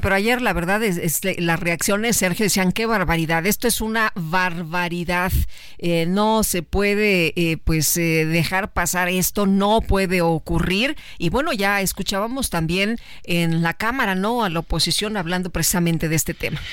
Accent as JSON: {"language": "Spanish", "region": "Mexico City", "country": "Mexico", "tie": "born or raised there", "said": "yo nací en el Centro Médico La Raza"}